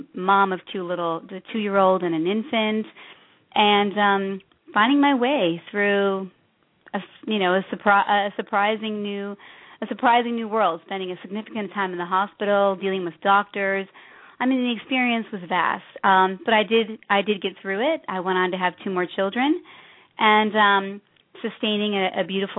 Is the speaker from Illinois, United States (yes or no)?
yes; Chicago, Illinois, United States; moved away as an adult; also born or lived in East Coast; I was born and raised in Chicago